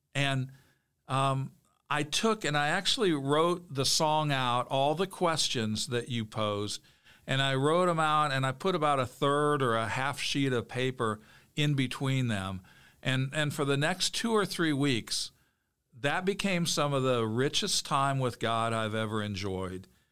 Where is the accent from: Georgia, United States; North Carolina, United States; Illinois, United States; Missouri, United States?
Illinois, United States; Bloomington; I grew up in Bloomington Normal